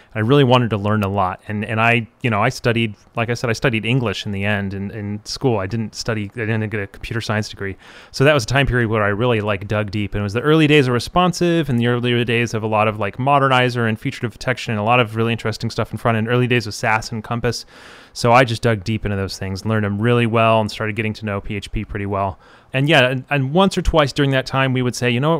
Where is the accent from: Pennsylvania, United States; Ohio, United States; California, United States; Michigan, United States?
Michigan, United States; outside of Detroit; also born or lived in Chicago, Illinois; now in Gainesville, United States; I was born outside of Detroit, and lived in Chicago for three years, and now I live in Gainesville